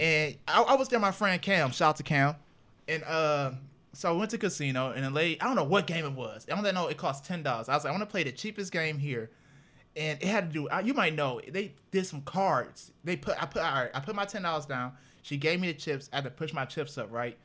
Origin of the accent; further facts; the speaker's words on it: Cleveland, Ohio, United States; moved away as an adult; now in Toledo, United States; I'm from Cleveland. I came to Toledo.